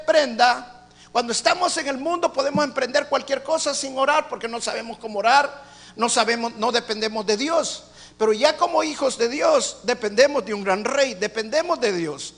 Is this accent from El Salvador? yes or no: yes; El Salvador; now in Houston, United States; En mi país